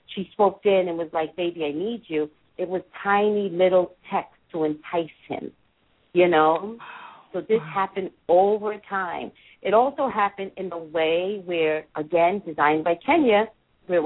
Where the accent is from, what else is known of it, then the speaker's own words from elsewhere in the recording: New York, United States; I'm from New York